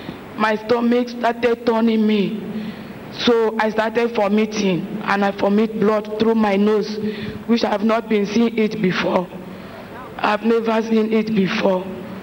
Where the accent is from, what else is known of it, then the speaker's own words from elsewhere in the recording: Akwa Ibom, Nigeria; I'm from Akwa Ibom, but I married from Imo Abia State.